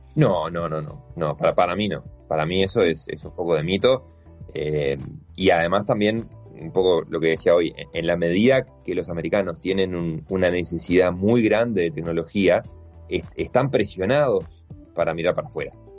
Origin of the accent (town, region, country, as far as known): Uruguay